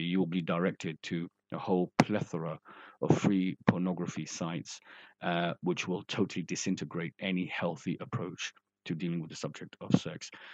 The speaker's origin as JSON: {"language": "English", "region": "London", "country": "United Kingdom", "also_born_or_lived": "Bradford", "moved": "as an adult", "said": "I'm from London, uh, you know, I've been working in Bradford for nearly, you know, like I said, 30 years"}